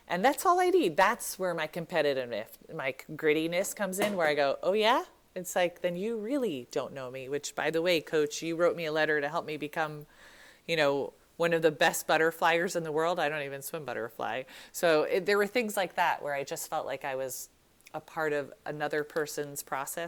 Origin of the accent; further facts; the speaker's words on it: New York City, New York, United States; I was born in New York City.